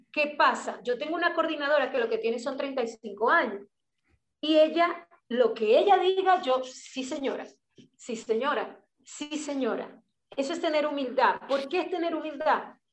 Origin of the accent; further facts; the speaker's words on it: Maracaibo, Zulia, Venezuela; moved away as an adult; also born or lived in United States; Yo soy maracucha